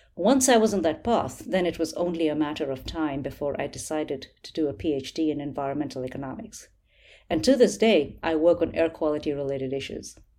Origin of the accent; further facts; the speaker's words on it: New Delhi, Delhi, India; I grew up in New Delhi, India